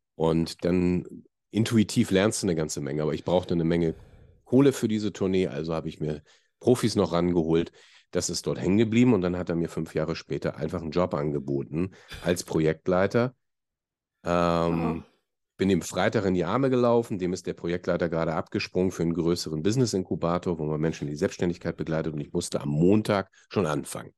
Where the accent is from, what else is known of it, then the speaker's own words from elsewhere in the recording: Hamburg, Germany; ich bin Hamburger